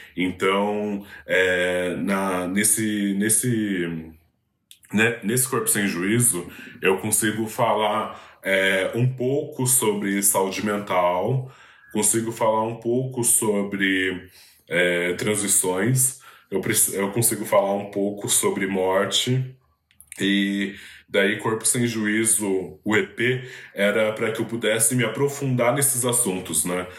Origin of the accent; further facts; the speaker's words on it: São Paulo, Brazil; na minha quebrada é inevitável, assim. O Capão Redondo é, é um lugar muito poroso para a arte marginal